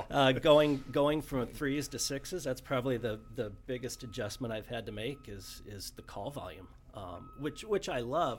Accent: Omaha, Nebraska, United States; born and raised in Omaha

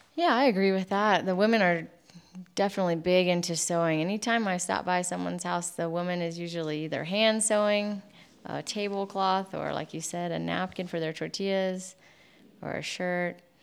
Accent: United States; moved away as an adult; now in Mexico; growing up in the United States

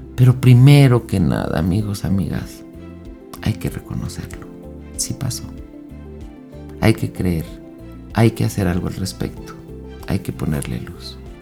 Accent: Mexico; En México, que es de donde yo soy

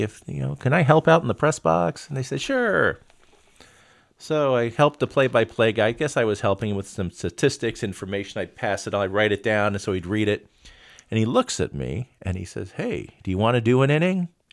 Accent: Miami, Florida, United States; moved away; I grew up in Miami, and we, we called them U of M or U M.

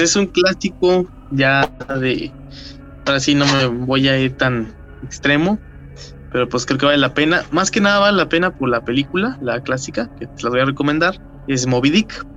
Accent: Mexico; nos identifica como mexicanos

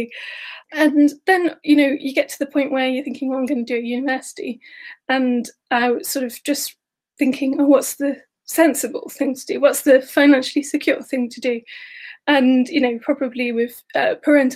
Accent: Cotgrave, East Midlands, United Kingdom; I grew up in a small village called Cotgrave in Nottinghamshire in the UK

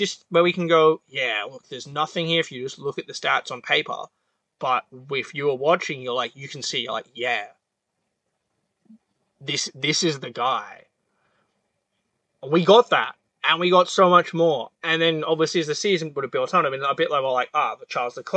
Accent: Australia; I was just as an Australian

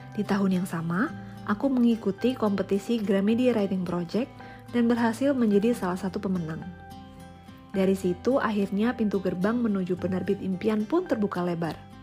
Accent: Yogyakarta, Special Region of Yogyakarta, Indonesia; moved away; Aku lahir dan besar di kota Gudeg, Yogyakarta, tapi sekarang tinggal berpindah-pindah kota bersama keluarga

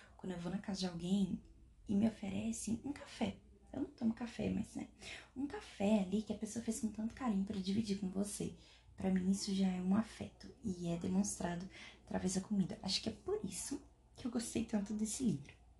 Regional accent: Minas Gerais, Brazil; sou mineira

